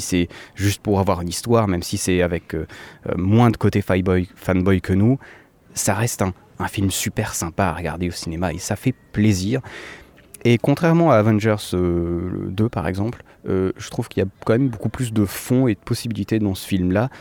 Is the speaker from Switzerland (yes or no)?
yes; Switzerland; je suis suisse